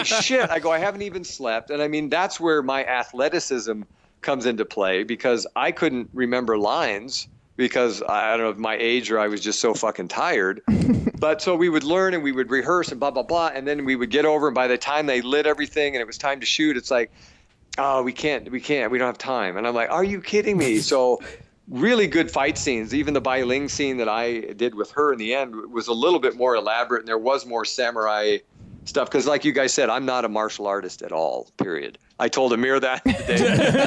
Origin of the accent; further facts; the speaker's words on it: Portland, United States; Portland, my hometown